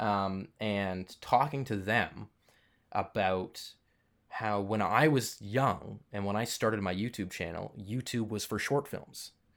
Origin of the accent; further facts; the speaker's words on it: Toronto, Ontario, Canada; I grew up in Toronto, which is a pretty big film city.